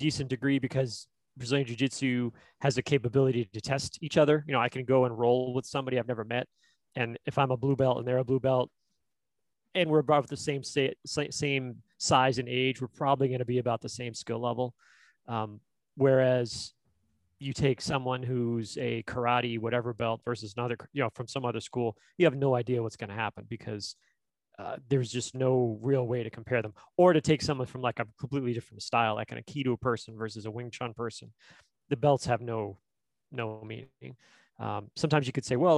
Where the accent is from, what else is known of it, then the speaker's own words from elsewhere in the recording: Boston, Massachusetts, United States; moved away as an adult; I grew up in Boston